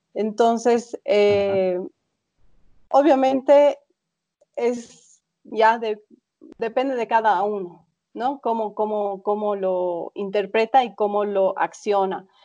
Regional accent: Bolivia; yo siendo boliviana

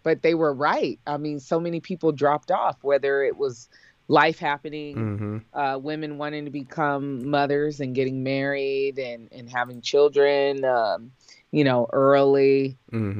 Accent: San Diego, California, United States; knew that I was from San Diego because I would remind him when I saw him on campus, Dr. Cole, it's … from San Diego.

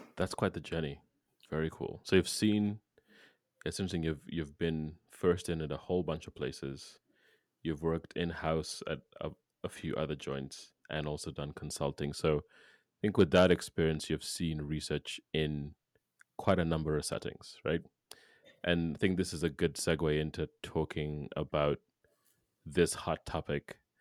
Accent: Kenya; moved away; I'm from Kenya

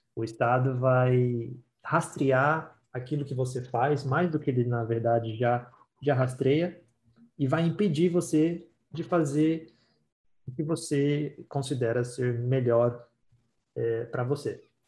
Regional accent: Brazil; now in Ontario, Canada; a gente é brasileiro

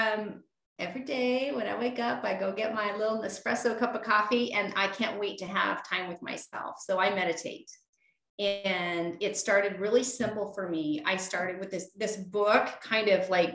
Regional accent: Alaska, United States; moved away as an adult; now in North Idaho, United States; I grew up in Alaska

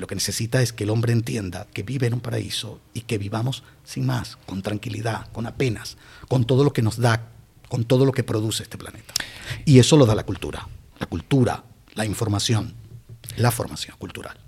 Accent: Barquisimeto, Lara, Venezuela; moved away as an adult; also born or lived in Canary Islands; now in Guía de Isora, Spain; volví a, Barquisimeto, que es mi ciudad natal

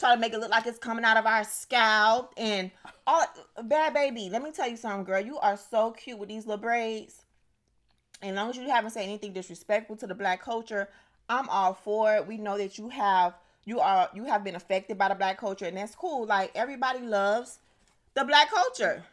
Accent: United States

